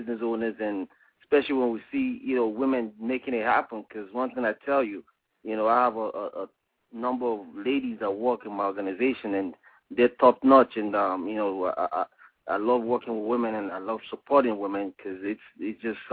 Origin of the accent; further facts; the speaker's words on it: Nigeria; moved away as an adult; I'm from West Africa, Nigeria, and, you know, left Africa when I was 18 years old